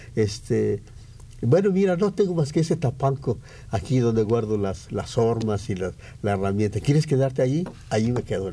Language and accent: Spanish; San Gabriel, Jalisco, Mexico; moved away as an adult; now in Mexico City, Mexico; soy de San Gabriel, Jalisco, un pueblo que está allá en la sierra.